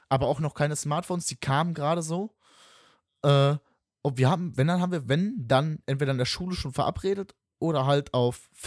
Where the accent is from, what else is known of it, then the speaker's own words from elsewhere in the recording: West Germany, Germany; ich komme ja aus dem Westen